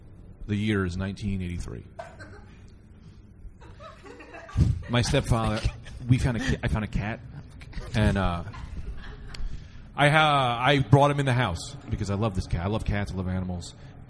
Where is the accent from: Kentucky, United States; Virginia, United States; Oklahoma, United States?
Oklahoma, United States; Hey, Oklahoma.